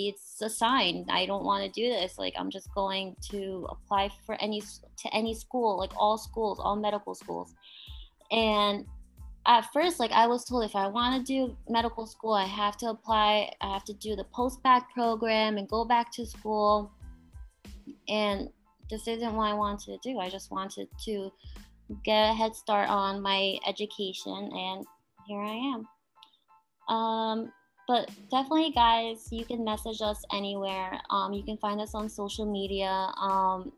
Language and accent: English; Boston, Massachusetts, United States; also born or lived in Rhode Island; I'm from the Boston area